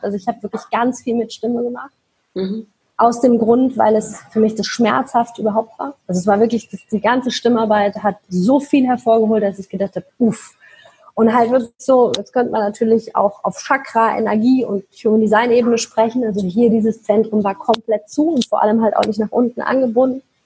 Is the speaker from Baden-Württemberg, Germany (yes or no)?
yes; Mannheim, Baden-Württemberg, Germany; moved away; ich komme aus Mannheim, ja, für die, die das kennen, sitzt da unten im Süd, äh, Südwesten von Deutschland